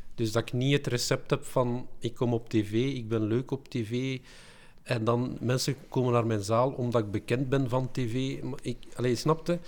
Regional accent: Belgium

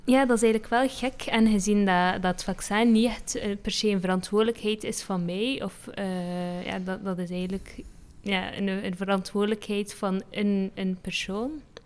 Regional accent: Belgium; mijn ouders komen uit Marokko. Eh, dus en ik ben de, eh, dan in België geboren.

